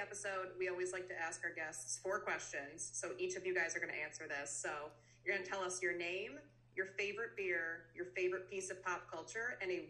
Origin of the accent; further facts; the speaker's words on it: Midwest, United States; I'm from the Midwest